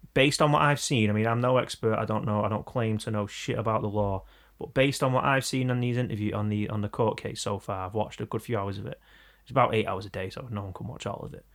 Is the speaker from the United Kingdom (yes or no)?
yes; Manchester, North West England, United Kingdom; We're from Manchester